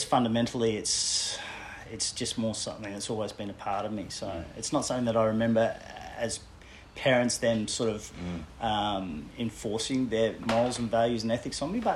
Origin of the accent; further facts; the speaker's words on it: Brisbane, Queensland, Australia; also born or lived in Papua New Guinea / Netherlands / Tasmania; Did most of my growing up in a suburb called Corinda in Brisbane